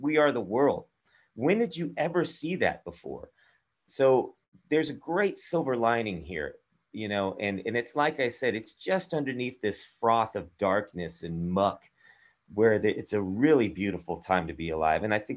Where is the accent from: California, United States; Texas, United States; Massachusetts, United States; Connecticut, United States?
Texas, United States; I'm from Texas. I went from Texas to Austria